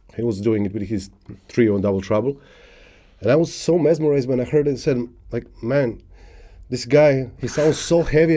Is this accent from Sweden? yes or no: no; South Serbia, Serbia; English is a second language; moved away as an adult; also born or lived in Niš, Serbia; I was born in, in, one one small city in uh, South Serbia. Grew up there actually.